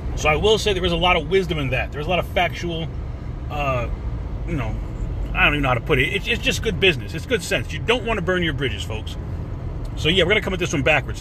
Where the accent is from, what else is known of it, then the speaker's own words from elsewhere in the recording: New York, United States; moved away as an adult; now in Florida, United States; being a New Yorker